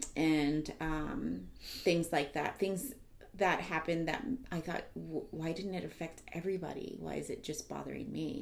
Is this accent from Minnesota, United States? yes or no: no; San Antonio, Texas, United States; I am from San Antonio, Texas. I am from the South Side